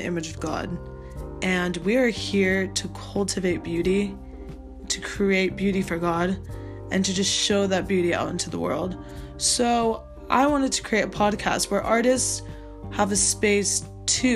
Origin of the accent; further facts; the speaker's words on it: Portland, Oregon, United States; moved away as an adult; now in London, United Kingdom; I am originally from Portland, Oregon in America